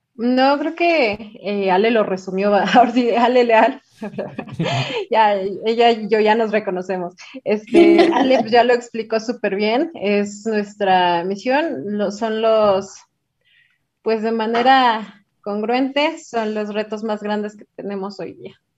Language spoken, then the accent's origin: Spanish; Toluca, State of Mexico, Mexico; now in Mexico City, Mexico; Yo soy de Toluca, pero muchos años he vivido aquí en Ciudad de México